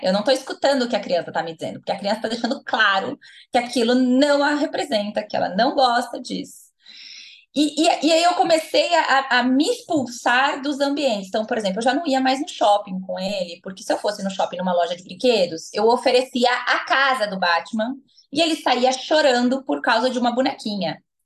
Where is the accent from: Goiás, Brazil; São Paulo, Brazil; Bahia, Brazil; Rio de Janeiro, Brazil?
São Paulo, Brazil; Americana; moved away as an adult; also born or lived in Paraná; now in Campinas, Brazil; Nascida e criada em Americana, interior de São Paulo, mas morei os últimos 10 anos no Paraná